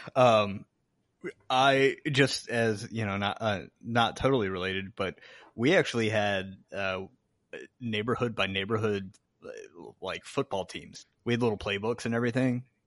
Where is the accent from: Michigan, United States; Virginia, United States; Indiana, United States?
Virginia, United States; Chesapeake; I even remember a house on, like, Margaret Booker Drive in, in Chesapeake, Virginia